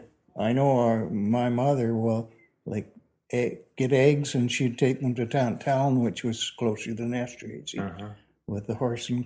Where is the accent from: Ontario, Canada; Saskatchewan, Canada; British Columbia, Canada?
Saskatchewan, Canada; Hazelcliffe; also born or lived in Esterhazy; I was born in Hazelcliff, which is about 9 miles away from here.